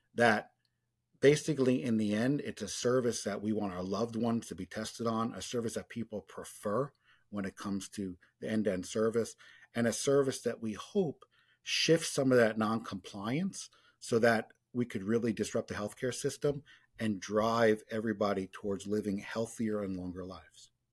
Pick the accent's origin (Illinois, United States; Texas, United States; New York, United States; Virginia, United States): New York, United States; growing up in New York in the late eighties, early nineties